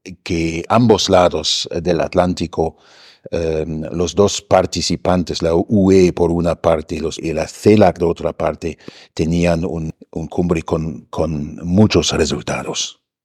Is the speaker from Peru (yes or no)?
no; Germany; now in Mexico; nosotros en Alemania